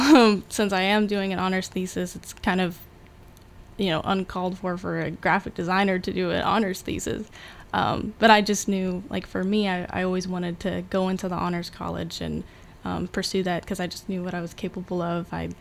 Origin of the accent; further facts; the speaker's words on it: Anchorage, Alaska, United States; So I was a military kid, so I've kind of been like everywhere, but the longest we stayed somewhere was in Anchorage, Alaska, so I kind of call that home.